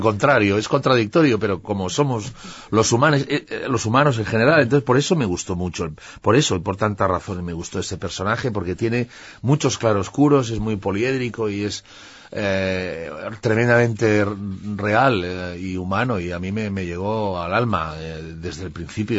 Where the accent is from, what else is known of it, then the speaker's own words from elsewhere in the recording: Barcelona, Catalonia, Spain; Yo nací en Barcelona, pero tengo esa parte rural bastante arraigada